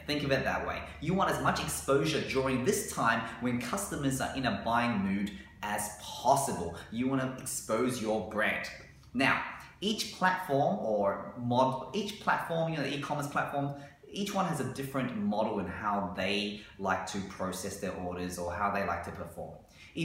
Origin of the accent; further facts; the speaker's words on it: Australia; we as Australian business owners